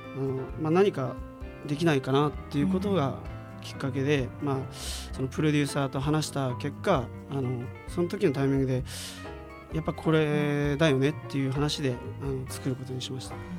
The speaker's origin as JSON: {"language": "Japanese", "region": "Fukuoka", "country": "Japan", "tie": "born or raised there", "said": "福岡出身で"}